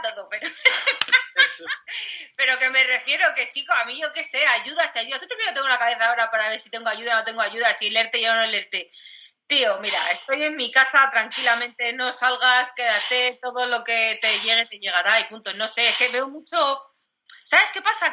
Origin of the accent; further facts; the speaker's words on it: Madrid, Community of Madrid, Spain; now in Cáceres, Spain; yo vivo en Cáceres, pero que yo soy de Madrid y tengo a toda mi familia allí